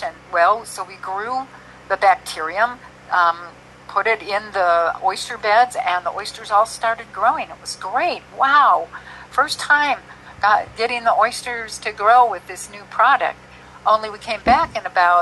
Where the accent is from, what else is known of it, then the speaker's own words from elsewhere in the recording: Minnesota, United States; I'm a Minnesota girl, born and raised in Minnesota.